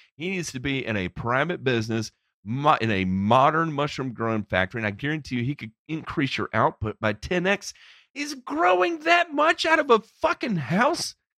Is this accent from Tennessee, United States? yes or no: yes; Memphis, Tennessee, United States; I grew up in Memphis